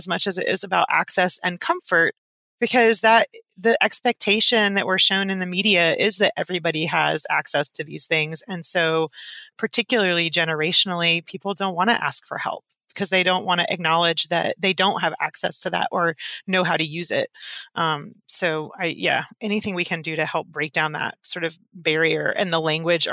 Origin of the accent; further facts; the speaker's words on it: East Tennessee, United States; I'm from East Tennessee